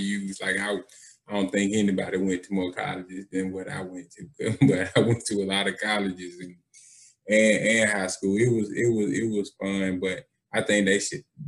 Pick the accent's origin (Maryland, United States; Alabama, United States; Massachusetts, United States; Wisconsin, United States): Alabama, United States; Birmingham; also born or lived in Eufaula, Alabama; I was born in Eufaula, Alabama. But I'm from Birmingham, South Side.